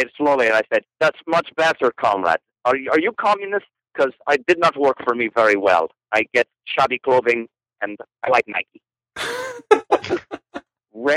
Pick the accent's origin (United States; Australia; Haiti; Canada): Canada; I'm not Russian. I'm Canadian